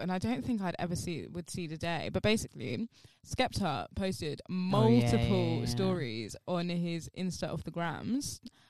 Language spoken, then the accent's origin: English; London, United Kingdom; I'm London. Like, I'm from London.